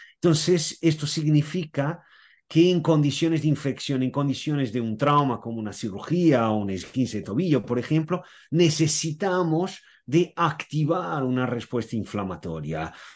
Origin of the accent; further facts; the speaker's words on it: Portugal; soy portugués y nací, viví, aún sigo viviendo en Portugal